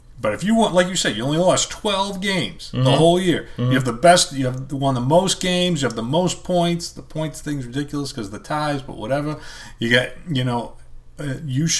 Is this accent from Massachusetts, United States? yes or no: yes; Boston, Massachusetts, United States; I'm from Boston